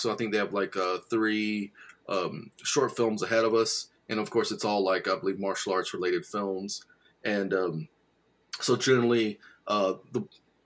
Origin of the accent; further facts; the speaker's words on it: Houston, Texas, United States; I'm from Houston